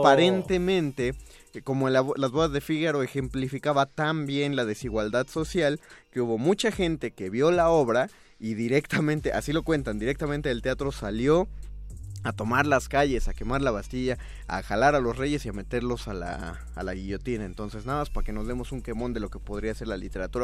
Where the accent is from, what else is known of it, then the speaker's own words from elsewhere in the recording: Mexico; los mexicanos olvidamos